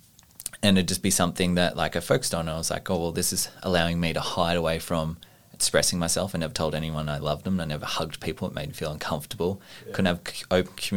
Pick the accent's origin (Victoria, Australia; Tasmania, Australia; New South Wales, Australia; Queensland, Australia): New South Wales, Australia; Orange; I knew plenty of people in my hometown who passed away from suicide in Orange in New South Wales